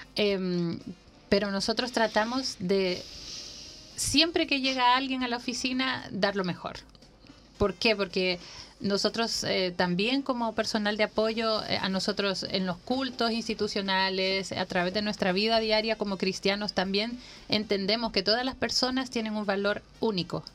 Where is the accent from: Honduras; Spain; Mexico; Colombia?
Honduras; now in Chile; yo nací en Honduras